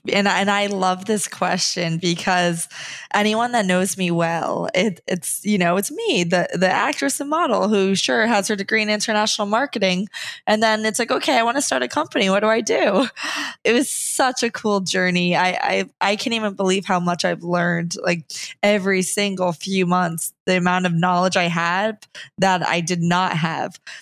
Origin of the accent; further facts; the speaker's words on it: Rumson, New Jersey, United States; moved away as an adult; also born or lived in New York; now in Nashville, United States; I was raised in Rumston, New Jersey